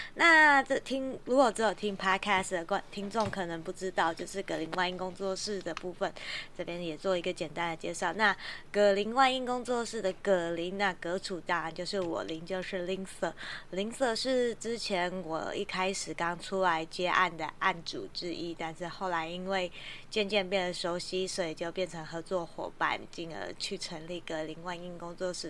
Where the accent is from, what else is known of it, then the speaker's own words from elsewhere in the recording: Taiwan; 我们台湾人